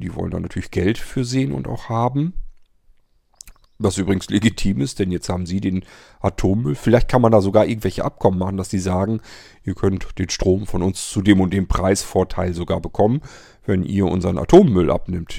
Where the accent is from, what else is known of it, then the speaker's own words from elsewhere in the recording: Germany; bei uns in Deutschland